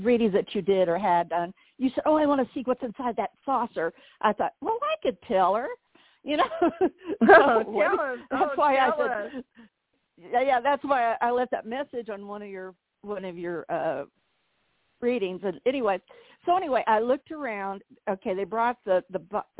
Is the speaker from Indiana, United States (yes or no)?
yes; Southern Indiana, United States; moved away as an adult; I'm from Southern Indiana, so all my family was up here